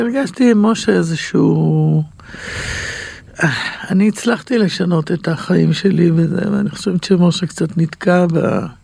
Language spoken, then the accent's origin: Hebrew; Yehud, Central District, Israel; גדלתי ביהוד, בשכונה, בבית ערבי